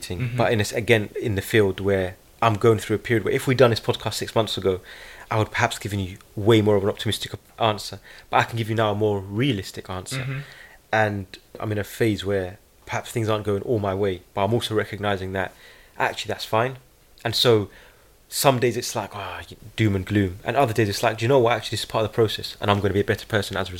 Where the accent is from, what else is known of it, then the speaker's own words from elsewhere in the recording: United Kingdom; being a British Palestinian voice